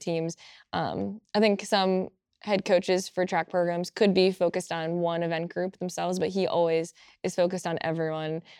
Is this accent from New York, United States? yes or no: no; Apex, North Carolina, United States; moved away; I'm from Apex, North Carolina